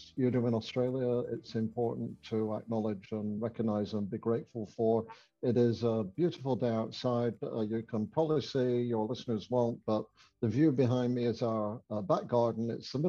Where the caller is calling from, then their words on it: Ottawa, Ontario, Canada; I am coming in from Ottawa in Canada.